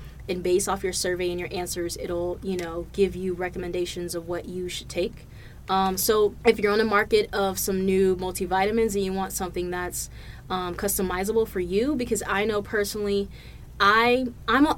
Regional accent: Providence, Rhode Island, United States; moved away; back to my hometown, back to Providence, Rhode Island.

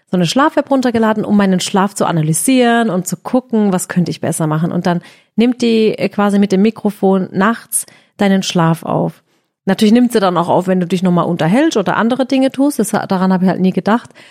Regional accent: Balingen, Baden-Württemberg, Germany; born there; Ich bin in Balingen geboren

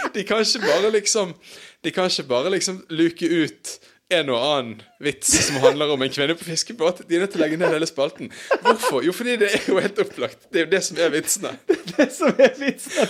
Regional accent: Bergen, Vestland, Norway; barndommen på Brann stadion

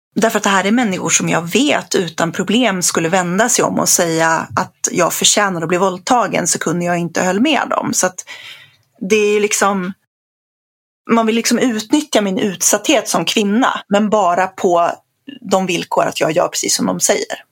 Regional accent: Sweden; jag som infödd svensk

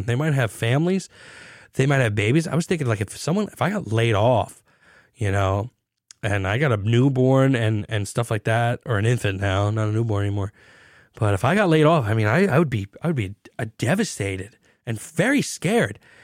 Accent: United States; I am as American as you can get

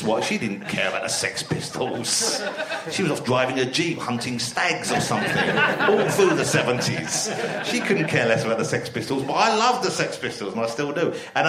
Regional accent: London, United Kingdom; also born or lived in Camden; I was born in Camden, but I lived in East London all my life. My parents lived in East London, and I moved out from there.

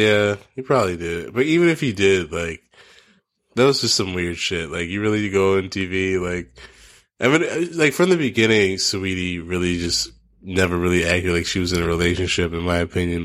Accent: Philadelphia, Pennsylvania, United States; also born or lived in New Jersey; now in New York, United States; I grew up in Philly. I was, I was in South Philly a lot

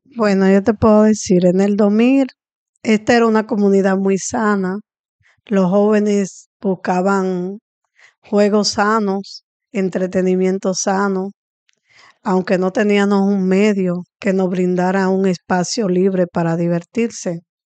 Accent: Santo Domingo Oeste, Distrito Nacional, Dominican Republic; Nací aquí en el Batey Palabé y he crecido aquí, me desarrollé aquí

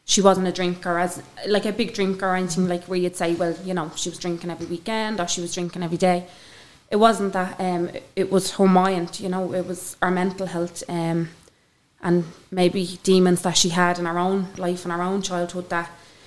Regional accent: Dublin, Leinster, Ireland; Growing up in Ballymun was, for me, I think I had an amazing childhood

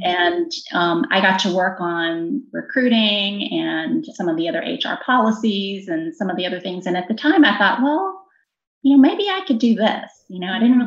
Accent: Virginia, United States; born or raised there

